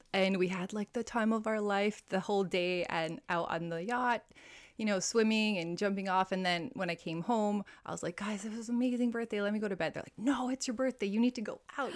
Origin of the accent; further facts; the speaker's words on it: Hawaii, United States; moved away as an adult; also born or lived in Italy; now in Dubai, United Arab Emirates; I'm originally from Hawaii, a fellow American here. I've been in Dubai for about seven years now